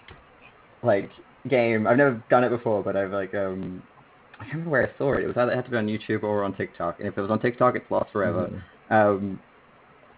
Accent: Australia; I was the only Australian on the call.

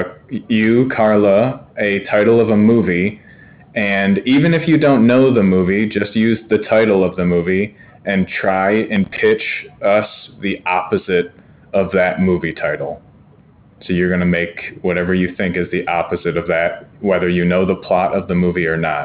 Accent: Pennsylvania, United States; Because I'm from Pennsylvania?

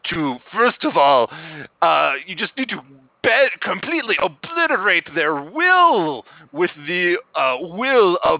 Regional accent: Canada; I'm from Canada

